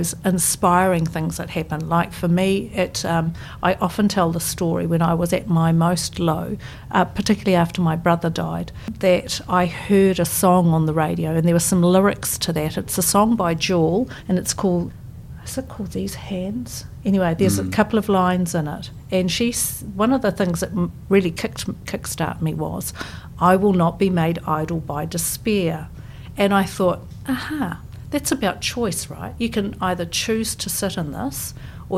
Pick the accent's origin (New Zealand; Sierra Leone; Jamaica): New Zealand; Auckland; moved away as an adult; now in Christchurch, New Zealand; I grew up in Ponsonby in Auckland